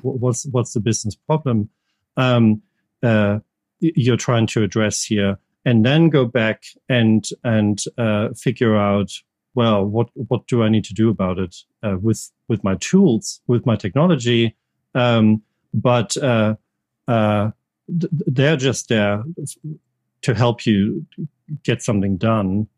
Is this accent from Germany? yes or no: yes; Germany; English is a second language; moved away as an adult; also born or lived in United States; now in United Kingdom